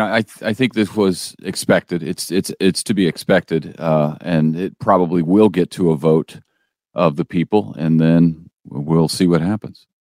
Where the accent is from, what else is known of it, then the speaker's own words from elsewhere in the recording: St. Louis, Missouri, United States; now in Springfield, United States; I'm from Saint Louis